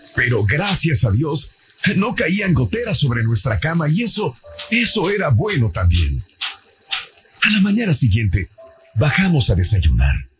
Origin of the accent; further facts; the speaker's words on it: Mexico; now in United States; yo en mi pueblo, yo no conocía en México los burritos. No, tampoco. Cuando vengo a Estados Unidos es cuando conozco los burritos